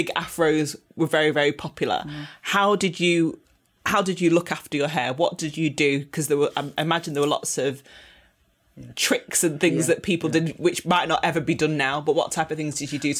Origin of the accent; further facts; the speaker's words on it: Manchester, North West England, United Kingdom; Growing up in the 80s, obviously, I mean, I grew up in South Manchester. Not many black children were at the school that I went to. I had my, you know, coarse Afro hair.